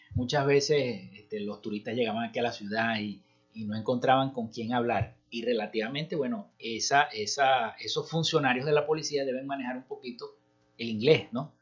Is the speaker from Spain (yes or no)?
no; Maracaibo, Zulia, Venezuela; yo que soy maravino oriundo de Santa Lucía, de la parroquia Santa Lucía